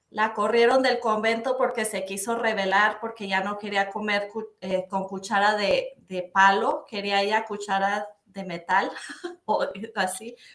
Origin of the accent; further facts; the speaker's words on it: Torreón, Coahuila, Mexico; also born or lived in Durango, Mexico; yo nací en Torreón, Coahuila, México. Eh, de, pues mis papás eran casados, eh, tuvieron a mí y a mi hermana. Em, y luego como a los cuatro años se divorciaron. Eh, entonces mi hermana y yo estuvimos con, mi mamá un rato en Durango, Durango, y luego un rato en Torreón, Coahuila.